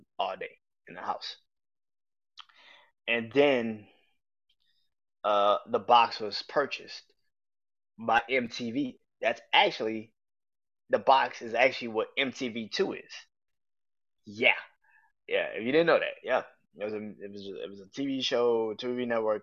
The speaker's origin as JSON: {"language": "English", "town": "New Orleans", "region": "Louisiana", "country": "United States", "tie": "born or raised there", "said": "I'm born and raised in New Orleans"}